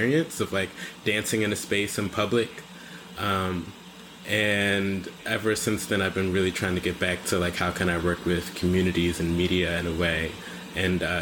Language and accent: English; Owings Mills, Maryland, United States; moved away as an adult; also born or lived in New York / Detroit; now in Philadelphia, United States; I'm from Baltimore